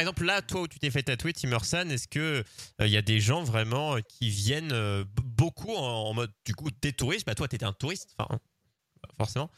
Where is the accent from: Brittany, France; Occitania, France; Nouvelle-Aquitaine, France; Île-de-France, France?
Brittany, France; the Dinard / Saint-Malo coast; d'où je viens, du côté de Dinard, Saint-Malo